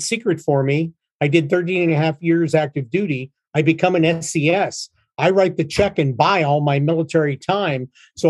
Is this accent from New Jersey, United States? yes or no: no; Pittsburgh, Pennsylvania, United States; moved away as an adult; now in Canfield, Ohio, United States; VA Pittsburgh, 70 miles from where we live in Canfield, Ohio, and Sherry in my hometown. We both grew up in Pittsburgh.